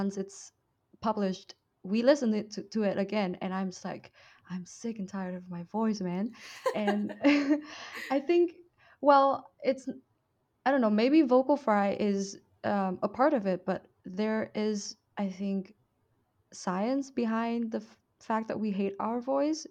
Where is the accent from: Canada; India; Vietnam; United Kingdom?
Vietnam; accent: Vietnamese; moved away; my Vietnamese accent